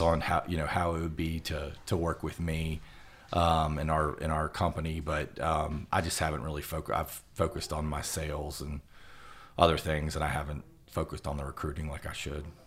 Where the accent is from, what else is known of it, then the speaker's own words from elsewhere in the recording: Roanoke, Virginia, United States; moved away as an adult; now in Lexington, United States; I'm from Roanoke, Virginia